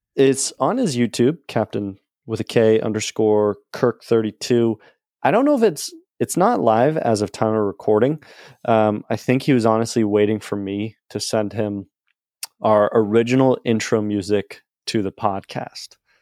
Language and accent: English; New England, United States; born or raised there